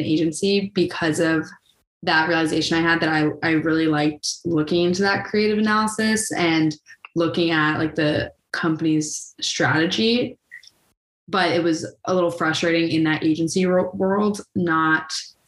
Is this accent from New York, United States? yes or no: yes; Rye, New York, United States; I'm from Rye, New York